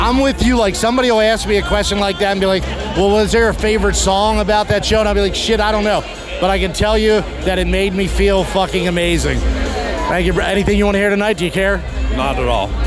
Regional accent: Baltimore, Maryland, United States; I'm from Baltimore

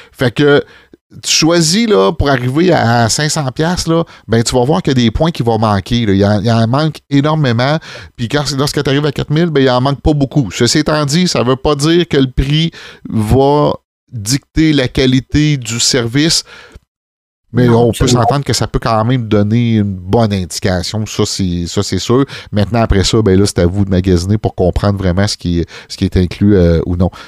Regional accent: Saint-Rosaire, Quebec, Canada; on vient de la campagne, on vient de Saint-Rosaire

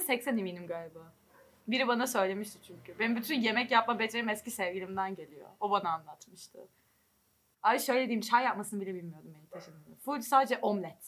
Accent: İzmir, Turkey; now in Germany

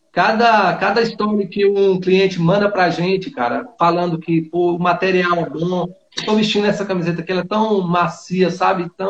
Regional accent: Bonito, Bahia, Brazil; Ah, eu sou aqui da Bahia, interior da Bahia. É, a minha cidade, Ó. ela chama é, Bonito, o nome da cidade.

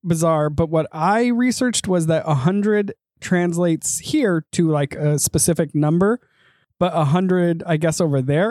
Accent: United States; accent: American; my blood may partially be Japanese, my tongue is very American

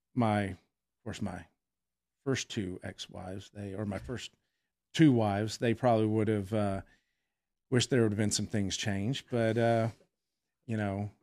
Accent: Fort Worth, Texas, United States; I'm a native Texan. I was born in Fort Worth.

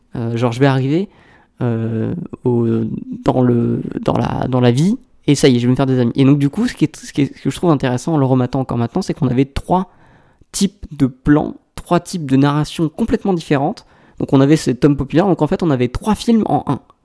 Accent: Aix-en-Provence, Provence-Alpes-Côte d'Azur, France; je viens d'Aix-en-Provence

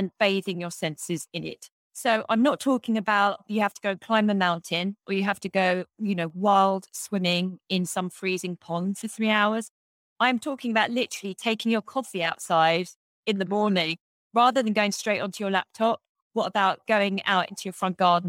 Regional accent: England, United Kingdom; moved away as an adult; also born or lived in New York City; this life that I had when I was growing up in England

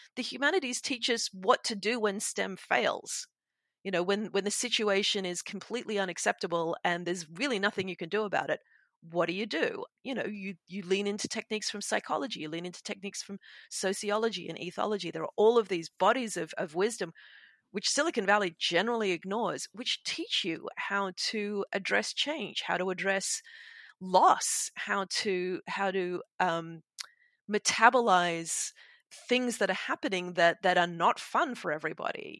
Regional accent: Sydney, New South Wales, Australia; The Darug people of my hometown, Sydney

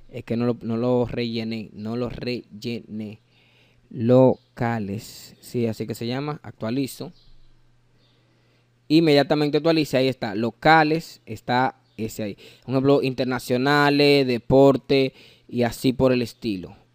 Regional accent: Dominican Republic; Las S yo no las pronuncio porque yo soy dominicano, pero yo sé pronunciarla.

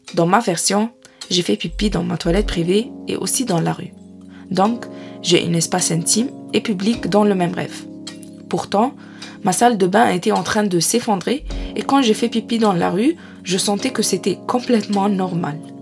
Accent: Egypt; moved away as an adult; now in France; Chez mes parents en Égypte

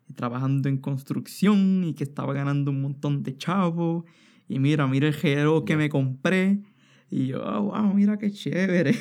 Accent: Puerto Rico; moved away

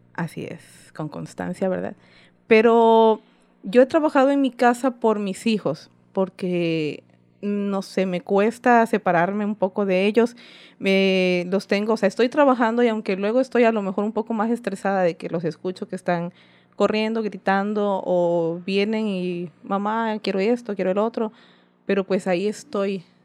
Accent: Isla, Veracruz, Mexico; soy originaria de Isla Veracruz

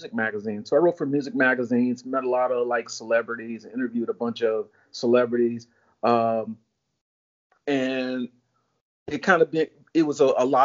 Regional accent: Chicago, Illinois, United States; moved away as an adult; also born or lived in California; now in Florida, United States; I'm originally from Chicago

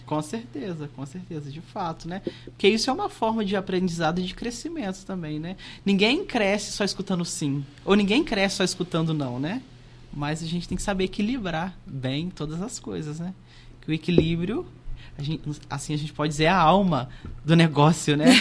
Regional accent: Ewbank da Câmara, Minas Gerais, Brazil; moved away as an adult; now in Santos Dumont, Brazil; mas sou lá da cidade de Eubank da Câmara, onde sempre morei, né? Morei sempre em Eubank da Câmara

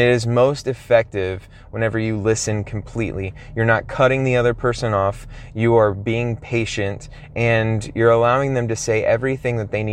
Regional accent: Texas, United States; I'm from Texas, and so I'm already speaking pretty slowly, a lot slower than people, say, in New York or California, some other place

